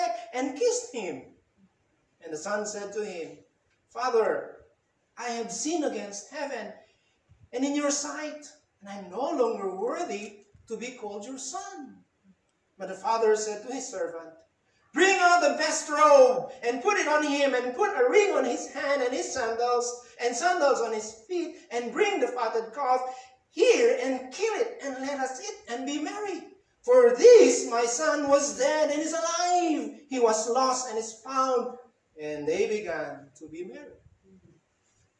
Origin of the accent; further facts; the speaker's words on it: Philippines; As a Filipino, I love our culture, Filipino culture.